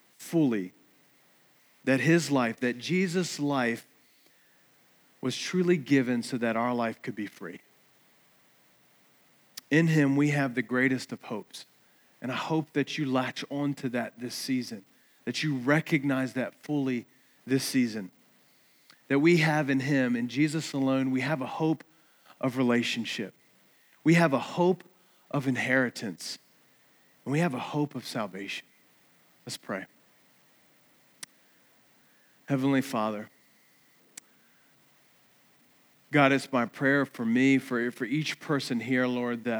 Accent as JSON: {"language": "English", "region": "Eastern Shore", "country": "United States", "tie": "born or raised there", "said": "growing up on the Eastern Shore"}